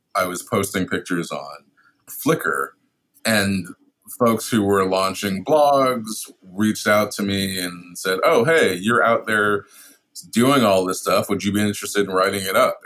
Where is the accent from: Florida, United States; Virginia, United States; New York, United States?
New York, United States; New York City; I'm also from Brooklyn. I've lived in New York all my life